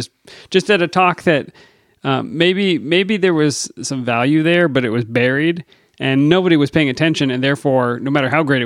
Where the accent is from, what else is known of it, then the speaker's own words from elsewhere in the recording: Virginia, United States; accent: Virginia; Say it with my Virginia accent.